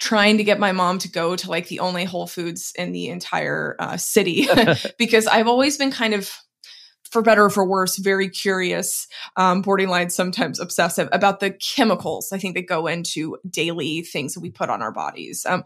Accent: Dallas, Texas, United States; now in West Coast, United States; I'm originally from Dallas, Texas

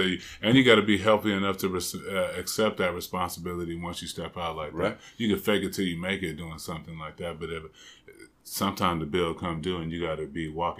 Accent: San Diego, California, United States; also born or lived in Bay Area, California / East Oakland, California; I came from Southeast San Diego. I came from the hood.

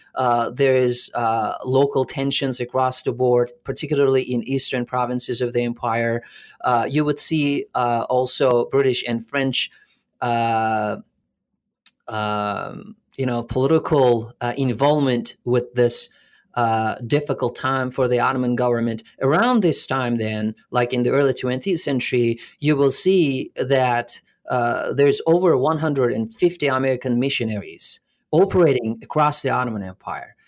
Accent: Alanya, Antalya, Turkey; also born or lived in Canada; now in Florida, United States; I was born in Alanya, which is a, uh, a little uh, touristy place in southern uh, Turkey

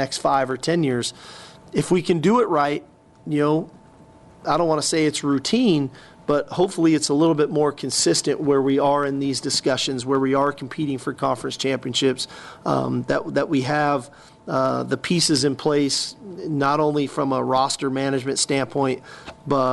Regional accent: California, United States; moved away; growing up in California

